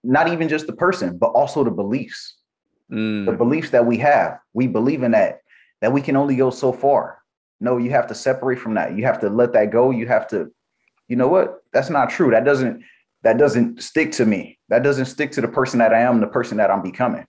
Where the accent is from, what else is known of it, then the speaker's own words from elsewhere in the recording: Los Angeles, California, United States; also born or lived in Compton, California; I grew up in Watts, California